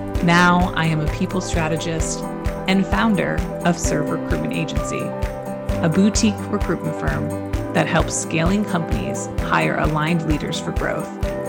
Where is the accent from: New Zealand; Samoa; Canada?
Canada; I would say A as a Canadian and y'all in the same sentence.